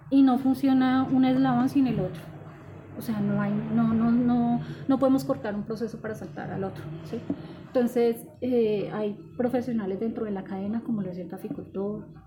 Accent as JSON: {"language": "Spanish", "region": "Tolima", "country": "Colombia", "lives_now": "Bogotá, Colombia", "said": "Eh, del Tolima."}